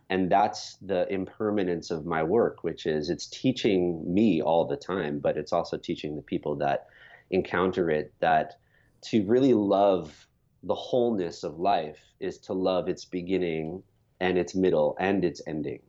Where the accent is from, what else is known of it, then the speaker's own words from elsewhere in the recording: New York, United States; I grew up in New York. As a child, I was living in the suburbs